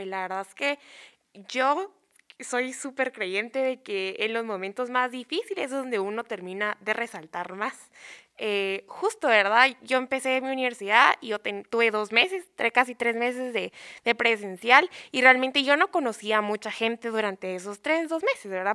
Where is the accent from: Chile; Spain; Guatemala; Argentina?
Guatemala; como futuros profesionales, como estudiantes y como ciudadanos guatemaltecos